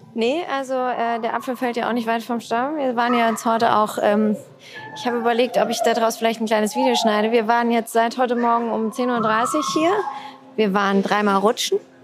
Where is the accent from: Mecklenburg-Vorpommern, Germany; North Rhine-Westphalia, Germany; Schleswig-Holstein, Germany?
North Rhine-Westphalia, Germany; Siegen; ich komme ja auch aus Siegen